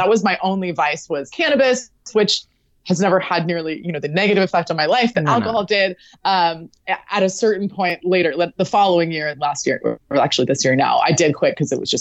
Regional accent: Southern California, United States; I grew up in Southern California

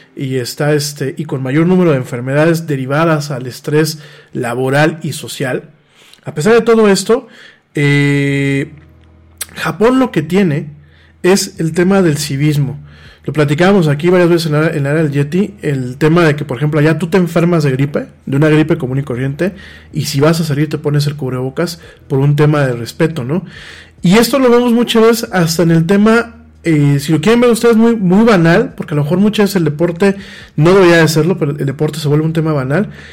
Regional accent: Mexico; nos estamos como mexicanos alejando mucho de la realidad contemporánea

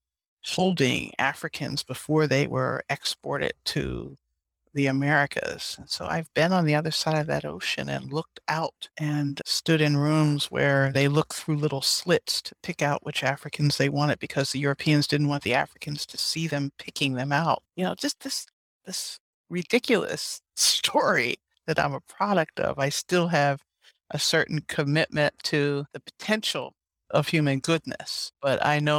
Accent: Philadelphia, Pennsylvania, United States; I was born in Philadelphia, and I was born next to Constitutional Hall

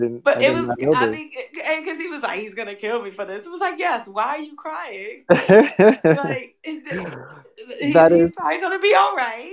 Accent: New York, United States; I'm from New York as well

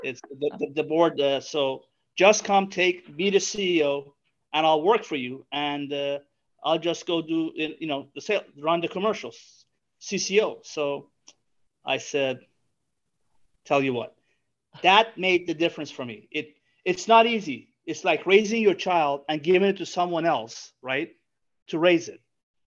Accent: New Orleans, Louisiana, United States; I'm from New Orleans. It's my alma mater.

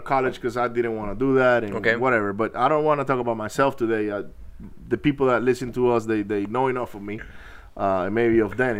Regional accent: Maracaibo, Zulia, Venezuela; And we didn't have the problems you guys did in Venezuela, because I grew up in Maracaibo.

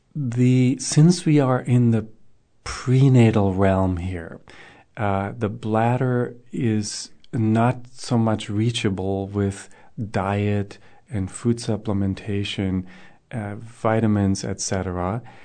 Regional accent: Germany; moved away; I grew up in Germany

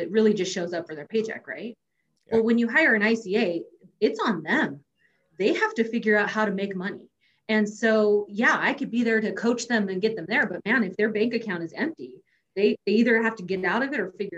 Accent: California, United States; I grew up in California.

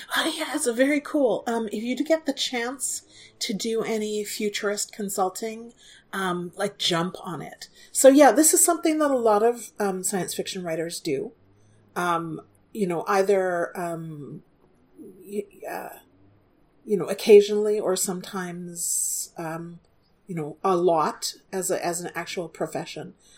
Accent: Alberta, Canada; moved away; this area of Alberta where I grew up, um, just uh, in the mountains, um, Jasper mm-hmm. Park and Banff

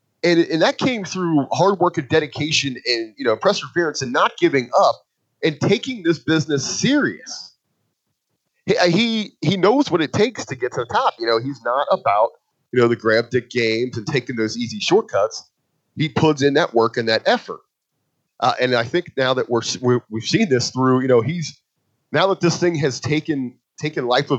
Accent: Southern Ohio, United States; growing up in Southern Ohio

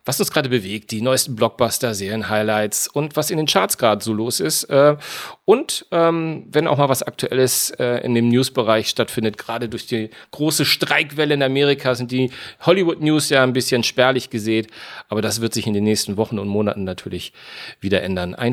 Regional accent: Hamburg, Germany; eigentlich bin ich ein gebürtiger Hamburger

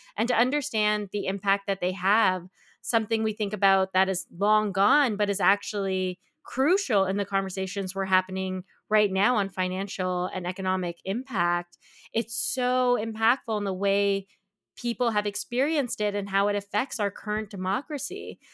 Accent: Canada; Where I grew up in Canada

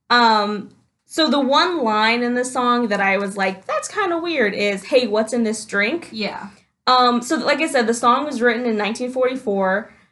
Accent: New York, United States; I'm from New York.

